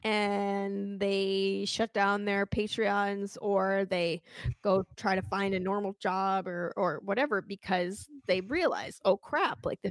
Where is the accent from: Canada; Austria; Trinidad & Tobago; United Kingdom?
Canada; I'm Canadian